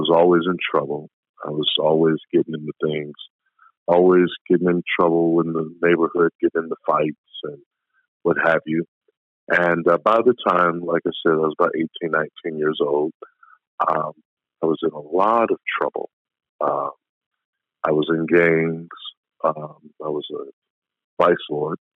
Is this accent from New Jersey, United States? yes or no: no; Indianapolis, Indiana, United States; I'm from Indianapolis, Indiana, 41 years old